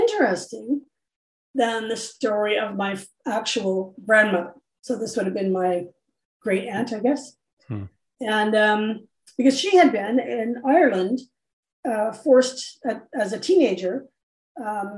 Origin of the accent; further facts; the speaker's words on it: Canada; we're Canadian now